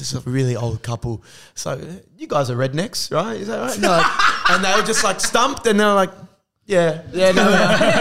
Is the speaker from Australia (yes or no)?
yes; Australia; accent: Aussie; I ramp up the Aussie accent.